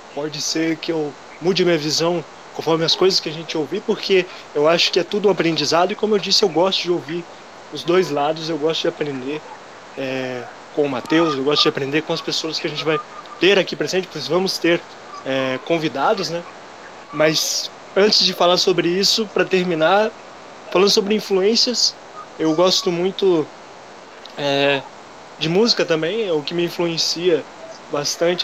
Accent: União da Vitória, Paraná, Brazil; sou de União da Vitória, Paraná. Uma cidade que fica no interior aí do Paraná

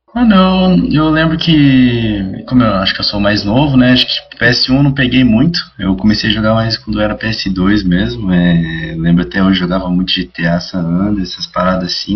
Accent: Cerquilho, São Paulo, Brazil; sou de Sertilho, mano, interior de São Paulo

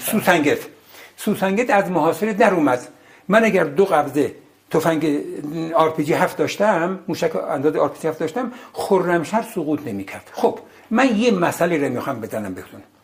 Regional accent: Ardabil, Ardabil Province, Iran; moved away; من بچه اردبیلم

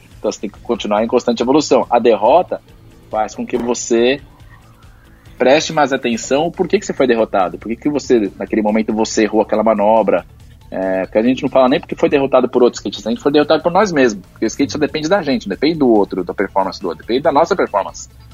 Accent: Santo André, São Paulo, Brazil; eu sou de Santo André

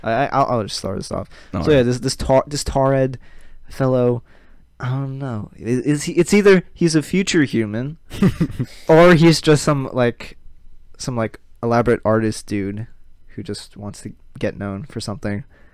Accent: Australia; I'm from Australia.

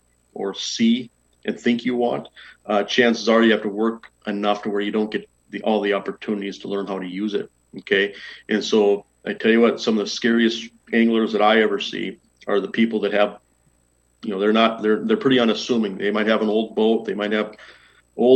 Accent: Minot, North Dakota, United States; growing up in Minot

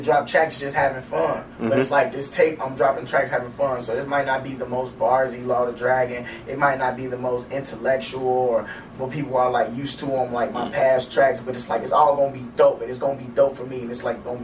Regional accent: Chicago, Illinois, United States; I'm so Chicago, man. I grew up in Stayway Gardens on the low end

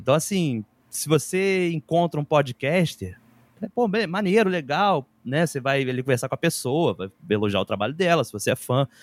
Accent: Rio de Janeiro, Brazil; eu morava em Bangu, cresci em Bangu, bairro da Zona Oeste do Rio de Janeiro

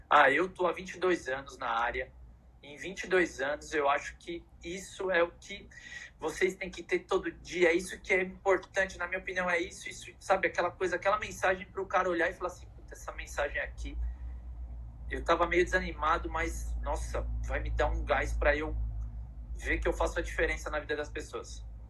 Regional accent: São Paulo, Brazil; eu que vim lá de Pirituba

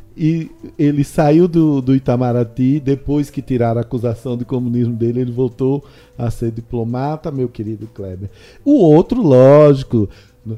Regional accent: Juazeiro, Bahia, Brazil; eu nasci na mesma terra que o criador da Bossa Nova

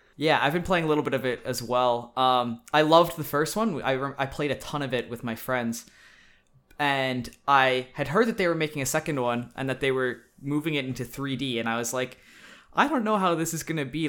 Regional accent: Saskatchewan, Canada; moved away as an adult; now in British Columbia, Canada; I'm from Saskatchewan originally, which is a province in Canada. And I was going to be moving to British Columbia, where I live now, for university

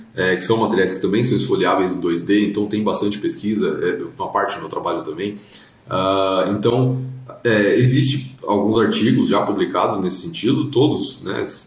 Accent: Brazil; como brasileiro

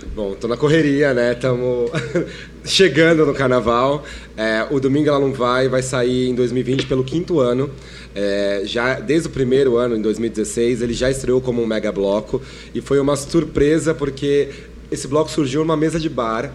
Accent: São Paulo, Brazil; eu sou de São Paulo, somos de São Paulo

